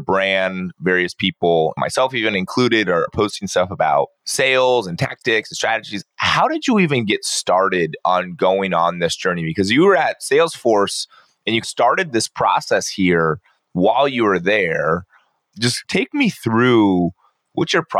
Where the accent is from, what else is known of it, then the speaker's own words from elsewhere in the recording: Poway, California, United States; I grew up down in Southern California